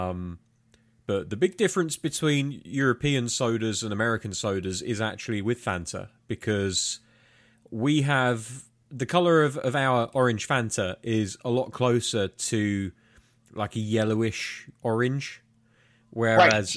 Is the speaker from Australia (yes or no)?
no; United Kingdom; being British